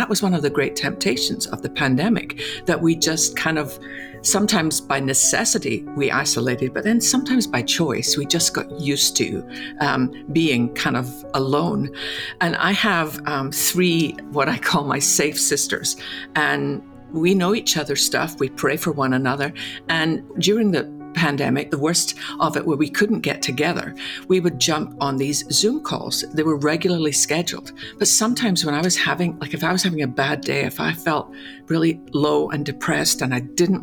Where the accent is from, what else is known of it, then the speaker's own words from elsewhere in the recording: Scotland, United Kingdom; Growing up in Scotland